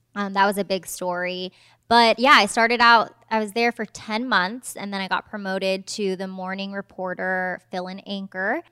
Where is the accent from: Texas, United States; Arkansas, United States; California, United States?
California, United States; Fremont; moved away as an adult; also born or lived in Washington, D.C.; now in Southeast Georgia, United States; I'm from the Bay Area, Fremont, California